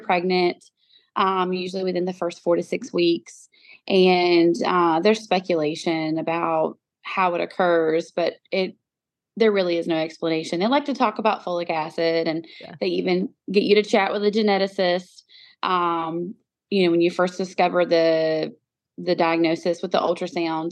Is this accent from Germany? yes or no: no; North Carolina, United States; moved away as an adult; also born or lived in Utah; I moved my pregnant self and my two little girls back to North Carolina.